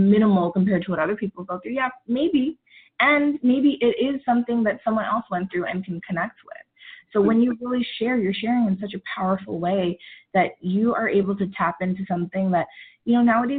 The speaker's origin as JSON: {"language": "English", "region": "New York", "country": "United States", "tie": "born or raised there", "said": "I am of Indian descent, and growing up, I grew up in New York"}